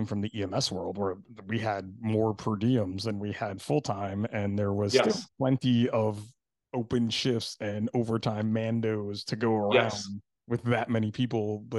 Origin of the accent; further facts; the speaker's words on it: New Jersey, United States; Kids and wives. I only have one wife. I'm from